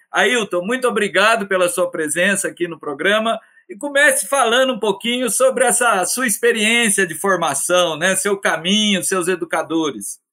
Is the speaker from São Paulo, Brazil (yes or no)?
no; Minas Gerais, Brazil; eu que sou mineiro